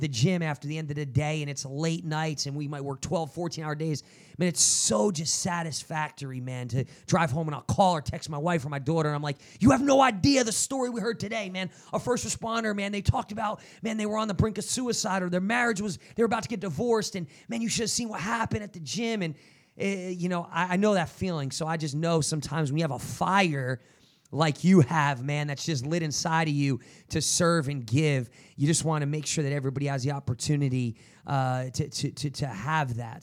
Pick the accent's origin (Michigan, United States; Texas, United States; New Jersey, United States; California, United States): New Jersey, United States; I'm from Jersey